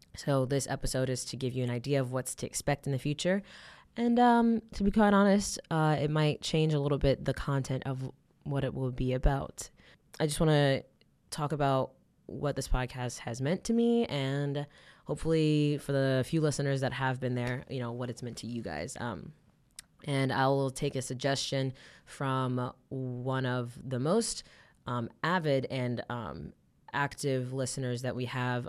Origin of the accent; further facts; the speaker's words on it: Atlanta, Georgia, United States; moved away; going back to my hometown, Atlanta